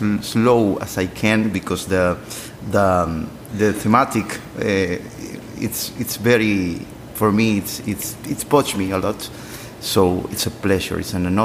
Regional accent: Cuba; English is a second language; now in Leiria, Portugal; I am from Cuba, but I live here in Leiria. Leiria is a small town in Portugal, near to Lisbon, in the center of Portugal.

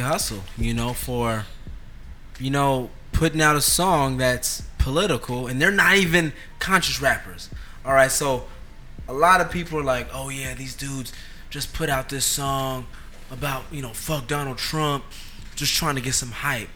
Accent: Oakland, California, United States; being from California. You know, me and you, we're from Oakland

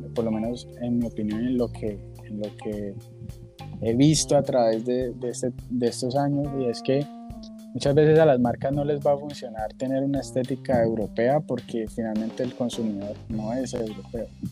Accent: Cali, Valle del Cauca, Colombia; Yo soy caleño

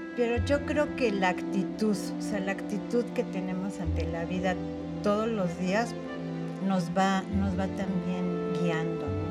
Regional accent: Mexico City, Mexico; yo nací aquí en la Ciudad de México. Eh, me llevaron después a vivir eh, a Contreras por los Dinamos cuando yo tendría unos 3, 4 años. Y ahí fue donde yo me desarrollé

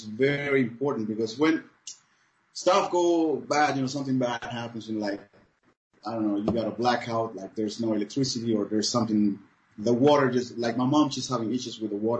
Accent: Cuba; English is a second language; moved away as an adult; now in Germany; Cuba is a very, very good school, man. It's very nice to grow up there.

